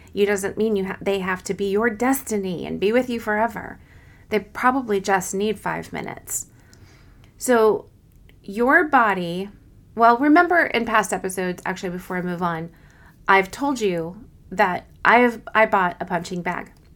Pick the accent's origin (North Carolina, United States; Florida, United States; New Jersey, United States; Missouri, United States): Missouri, United States; Kansas City; I'm from Kansas City, Missouri